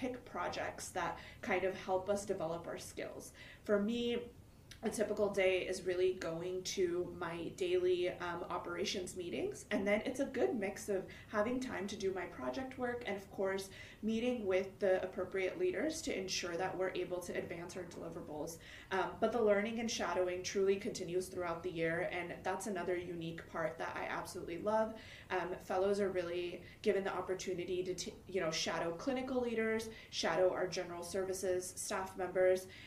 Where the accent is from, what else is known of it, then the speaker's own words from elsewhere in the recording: Michigan, United States; moved away as an adult; also born or lived in India / St. Louis; now in Los Angeles, United States; I spent most of my life in Michigan.